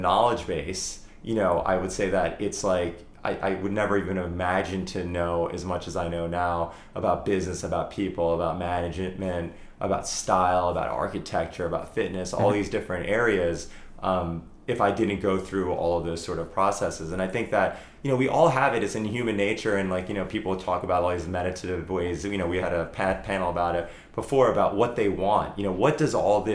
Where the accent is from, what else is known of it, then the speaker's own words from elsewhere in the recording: Morristown, New Jersey, United States; moved away; we have a property in South Jersey, in my hometown in Morristown